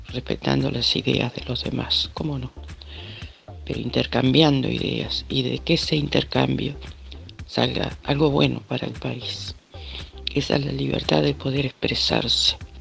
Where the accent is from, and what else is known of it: Uruguay